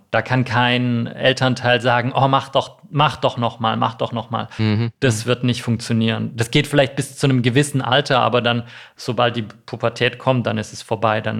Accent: Baden-Württemberg, Germany; Ich bin, bin nicht in Stuttgart äh, aufgewachsen, sondern äh, in der Nähe von Tübingen.

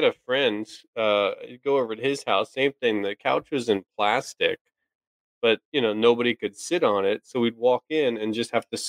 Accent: New Jersey, United States; moved away; I grew up in Jersey

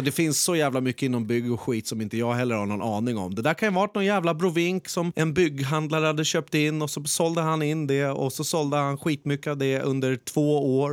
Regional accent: Skebobruk, Stockholm County, Sweden; born or raised there

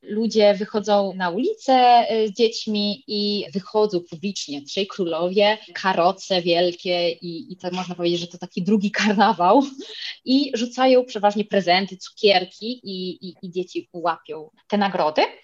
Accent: Spain; also born or lived in Poland; urodziłam się w Polsce, jestem z rodziny polskiej, ale jednak od bardzo młodych lat mieszkam w Hiszpanii

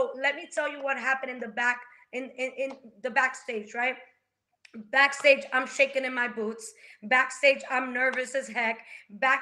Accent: Dominican Republic; moved away; I'm from the Dominican Republic.

